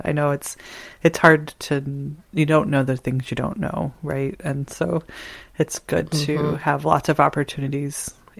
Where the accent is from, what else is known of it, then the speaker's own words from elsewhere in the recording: Indiana, United States; moved away as an adult; also born or lived in California / Portland, Oregon; I grew up in Indiana where he was great.